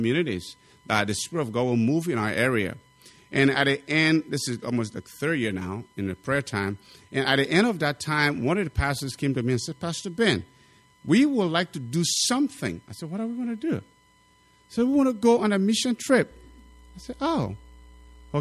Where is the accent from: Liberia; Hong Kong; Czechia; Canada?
Liberia; now in Wisconsin/Minnesota area, United States